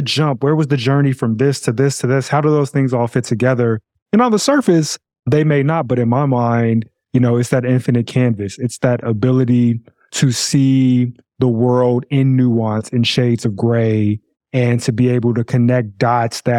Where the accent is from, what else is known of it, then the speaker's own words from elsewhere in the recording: Chicago, Illinois, United States; grew up in Chicago all my life, and I grew up on the south side of Chicago